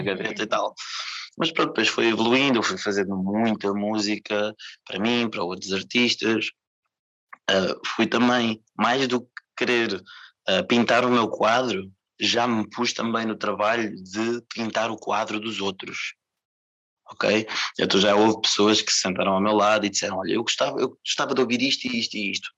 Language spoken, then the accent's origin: Portuguese; Portugal; Queria me apresentar como português, eu sou daqui, sou de cá. sou de Portugal